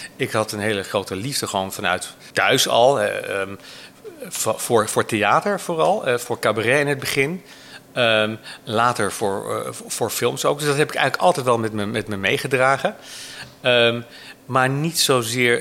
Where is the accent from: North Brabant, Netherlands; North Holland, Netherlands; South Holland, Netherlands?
North Holland, Netherlands; Hoorn; Ik ben geboren uit Horen en heb het VWO gedaan